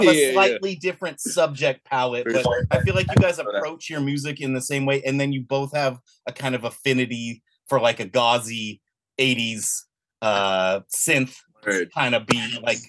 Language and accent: English; Bay Area, California, United States; I'm from the Bay Area.